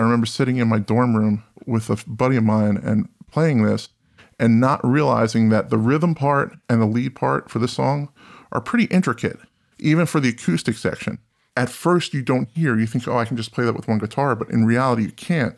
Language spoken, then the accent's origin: English; New Jersey, United States; I'm from New Jersey